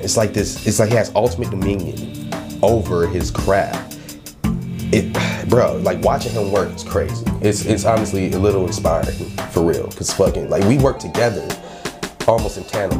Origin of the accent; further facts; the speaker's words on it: Cleveland, Ohio, United States; I'm a producer, rapper, engineer. I'm from Cleveland, of course, obviously.